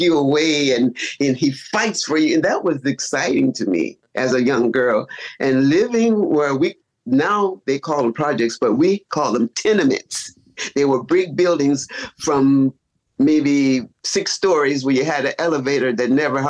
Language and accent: English; Chicago, Illinois, United States; now in California, United States; born and raised in Chicago